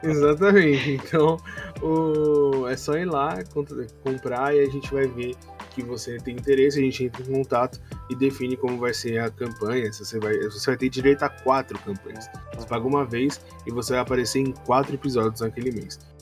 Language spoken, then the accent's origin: Portuguese; São Paulo, Brazil; a gente é de São Paulo, capital